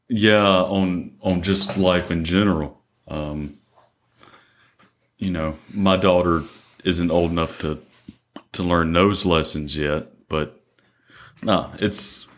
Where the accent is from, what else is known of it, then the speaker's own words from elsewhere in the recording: Mississippi, United States; And it definitely doesn't happen for us growing up in Central Mississippi.